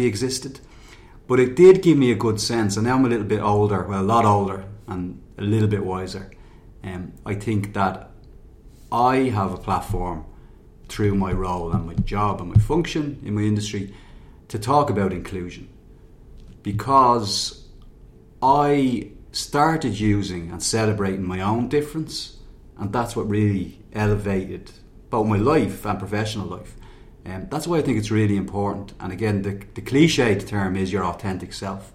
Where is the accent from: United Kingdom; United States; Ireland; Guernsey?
Ireland; Dublin, Leinster; I was born in Finglas in the north side of Dublin.